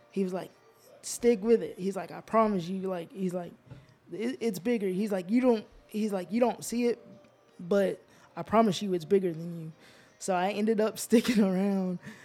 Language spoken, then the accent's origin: English; Georgia, United States; also born or lived in Alaska; we moved from Alaska to Geor-, to Georgia to be with my mom's family